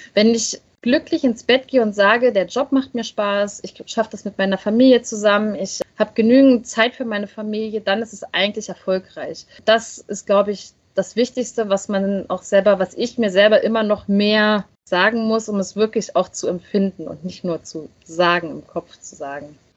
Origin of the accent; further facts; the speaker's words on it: Berlin, Germany; ich komme ja aus dem Ostteil von Deutschland, aus Ostberlin.